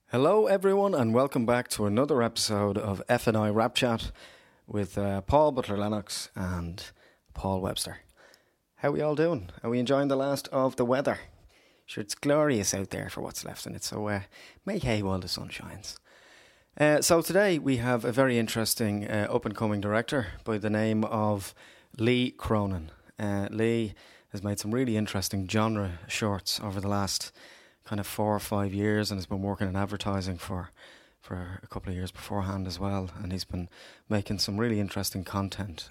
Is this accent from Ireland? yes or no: yes; Dublin, Leinster, Ireland; I grew up in Ballymun